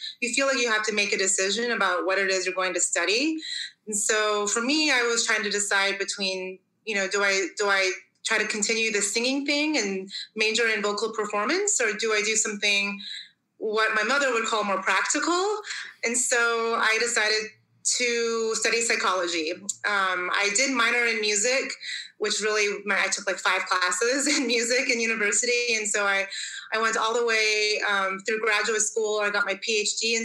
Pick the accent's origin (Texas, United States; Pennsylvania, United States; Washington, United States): Washington, United States; Tacoma; moved away as an adult; now in Switzerland; So I was born and raised in Tacoma, Washington, which is in the northwest corner of the United States.